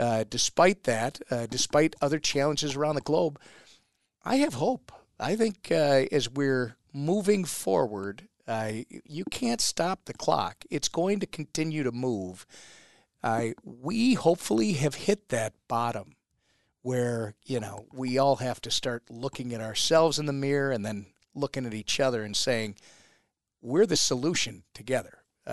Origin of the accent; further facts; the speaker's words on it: Minnesota, United States; we're from Minnesota.